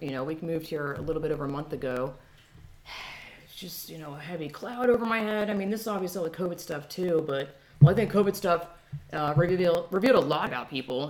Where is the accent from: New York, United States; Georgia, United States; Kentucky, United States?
Georgia, United States; moved away as an adult; also born or lived in California; now in Texas, United States; I'm from Georgia, and this is a tangent, but welcome to my podcast. People are like, oh, Southern hospitality, and again, Georgia, 25 years, born and raised, but then I lived in California for 10 years, and now I'm in Texas